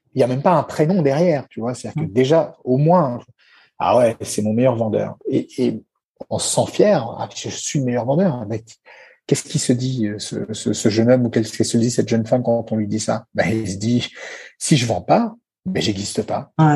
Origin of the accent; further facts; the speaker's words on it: France; nous, chez nous en France